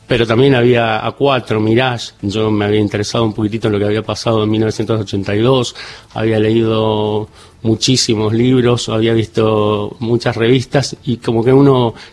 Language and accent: Spanish; Córdoba, Argentina; yo tuve la particularidad de que como me crié en Córdoba, está cerca